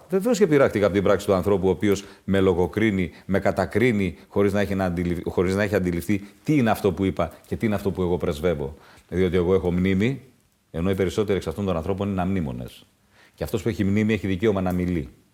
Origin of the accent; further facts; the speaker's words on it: Greece; στην πατρίδα μου